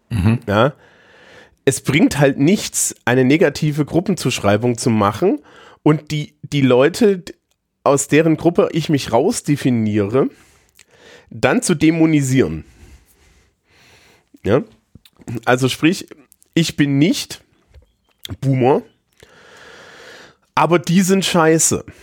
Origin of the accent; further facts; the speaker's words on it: East Germany, Germany; ehemaliger Ostdeutscher, du kannst, ich kann ja jetzt nicht aufhören, Ostdeutsch zu sein, aber gerade als Ostdeutscher